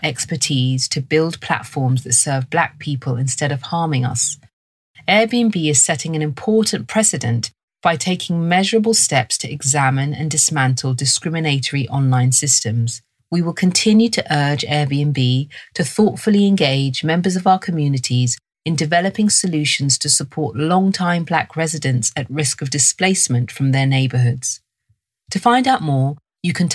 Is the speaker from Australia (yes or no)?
no; London, United Kingdom; I was raised in London, and this is my accent